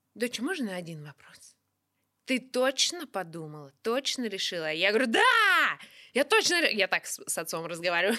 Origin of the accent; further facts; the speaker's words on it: Kuzbass, Kemerovo Oblast, Russia; Я из Кузбасса